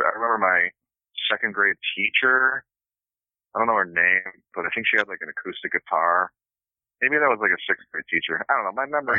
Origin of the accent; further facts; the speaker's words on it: edge of Chicago, Illinois, United States; also born or lived in Blue Island, Illinois; Where I grew up, I could literally cross the street, and I was in Chicago, you know, and then where I live is Blue Island